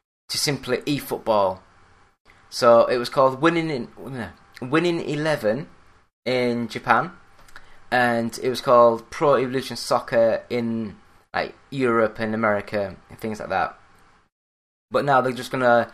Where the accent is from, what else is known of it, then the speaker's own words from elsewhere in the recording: Yorkshire and the Humber, United Kingdom; I am British. I am from Yorkshire